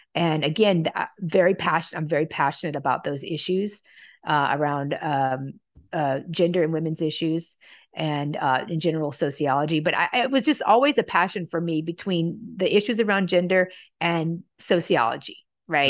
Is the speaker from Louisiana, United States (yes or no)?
yes; Louisiana, United States; moved away as an adult; also born or lived in Oregon; I'm from Louisiana